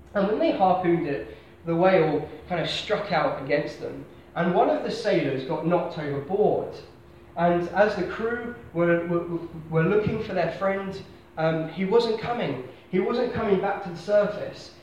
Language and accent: English; Basingstoke, South East England, United Kingdom; moved away as an adult; I am from Hampshire. I was born in a town called Basingstoke, um, God's own place